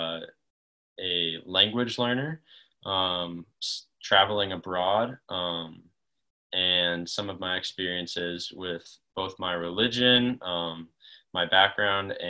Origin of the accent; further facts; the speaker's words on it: Denver, Colorado, United States; also born or lived in Los Angeles; I've lived in Denver, grown up in Denver pretty much all of my life